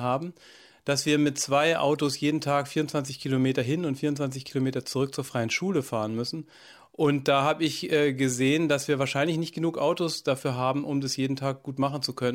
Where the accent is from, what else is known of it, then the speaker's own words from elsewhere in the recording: Allgäu, Bavaria, Germany; moved away as an adult; now in Sieben Linden, Germany; ins Allgäu, wo ich herkomme